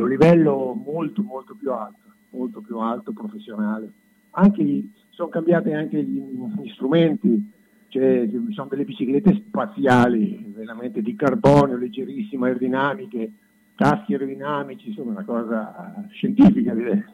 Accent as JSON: {"language": "Italian", "region": "Marche", "country": "Italy", "said": "sono marchigiano di Utica"}